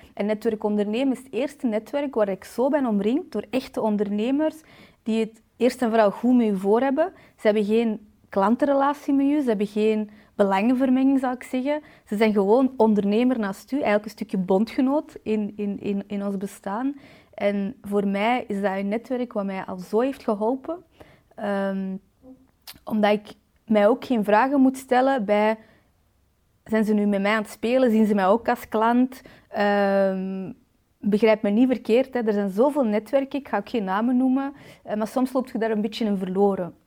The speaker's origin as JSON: {"language": "Dutch", "town": "Balen", "region": "Flanders", "country": "Belgium", "said": "ik ben 31 jaar uit de Kempen, afkomstig uit Balen"}